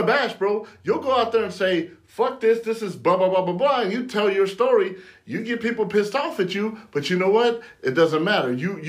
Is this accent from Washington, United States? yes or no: no; San Bernardino, California, United States; growing up in San Bernardino, California